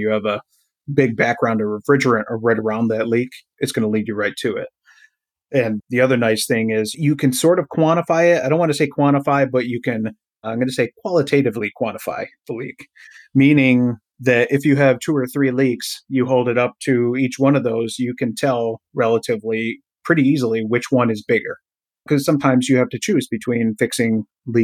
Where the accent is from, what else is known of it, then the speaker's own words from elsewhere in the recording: Durhamville, New York, United States; That's only about 20 minutes from my hometown, which is Durhamville